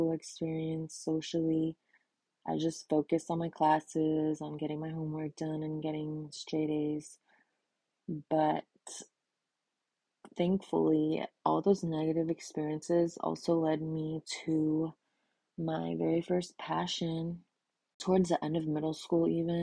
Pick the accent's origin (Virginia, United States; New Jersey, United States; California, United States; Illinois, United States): Illinois, United States; moved away as an adult; also born or lived in Texas; Growing up in America with a super weird name as a girl, an immigrant family